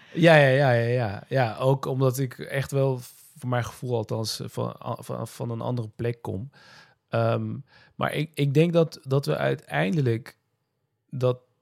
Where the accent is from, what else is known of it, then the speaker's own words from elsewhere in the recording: Nijmegen, Gelderland, Netherlands; Ik ben in Nijmegen geboren, Nederland opgegroeid.